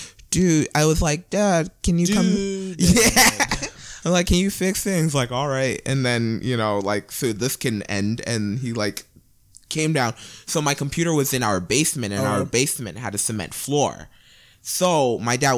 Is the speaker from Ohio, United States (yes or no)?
yes; Cleveland, Ohio, United States; I grew up on the east side of Cleveland